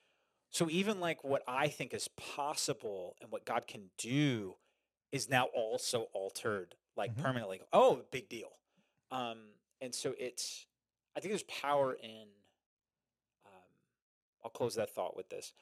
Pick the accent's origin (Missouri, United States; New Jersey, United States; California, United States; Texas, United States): New Jersey, United States; I'm from Jersey